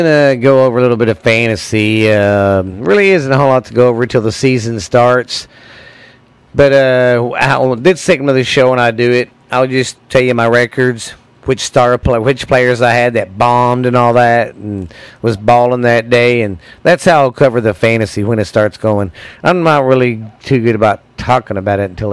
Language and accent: English; Mineral Wells, Texas, United States; Mineral Wells, to my hometown